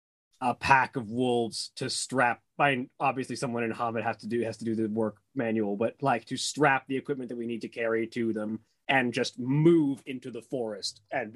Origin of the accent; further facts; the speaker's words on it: Georgia, United States; I'm from Georgia.